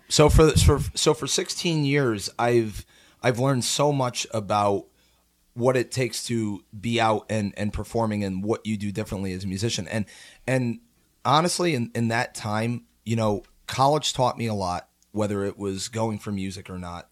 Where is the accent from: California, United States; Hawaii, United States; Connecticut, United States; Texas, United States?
Connecticut, United States; Naugatuck; also born or lived in Shelton, Connecticut / Ludlow, Vermont; Originally from Naugatuck, Connecticut